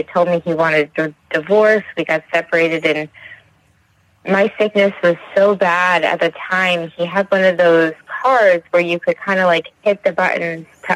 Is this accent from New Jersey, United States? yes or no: yes; New Jersey, United States; I'm from New Jersey.